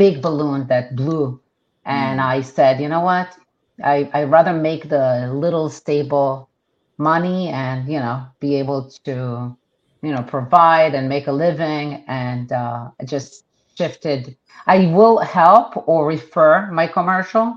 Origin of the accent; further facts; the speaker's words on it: Israel; first language Hebrew; English is a second language; moved away as an adult; now in United States; Hebrew is my primary language. And I was born and raised in Israel. Went to the army. And when that was done, I came to the United States